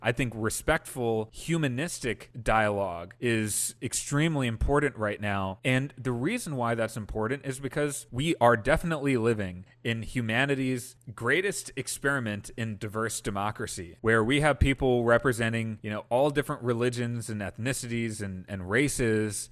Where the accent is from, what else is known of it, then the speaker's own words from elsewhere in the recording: Wisconsin, United States; I grew up in Wisconsin, and the early ideas for Millennial Action Project really came about from my upbringing here